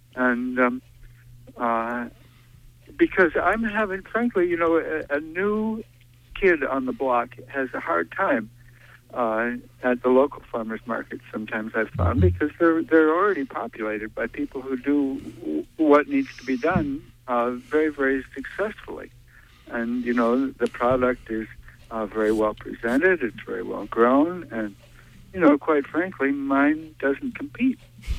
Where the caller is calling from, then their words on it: Brooklyn, Maine, United States; I'm calling from Brooklyn.